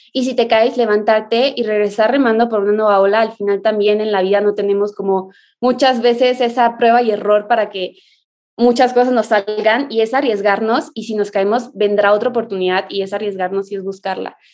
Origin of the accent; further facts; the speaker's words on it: Mexico; Soy surfista mexicana